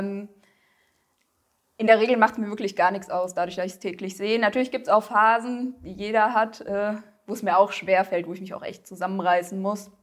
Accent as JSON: {"language": "German", "region": "southern Hesse", "country": "Germany", "said": "ich bin 28 Jahre alt, komme aus Südhessen"}